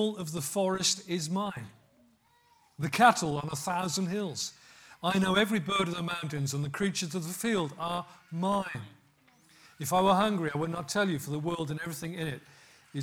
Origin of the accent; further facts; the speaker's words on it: West Midlands, United Kingdom; growing up in Pentecostal church in the West Midlands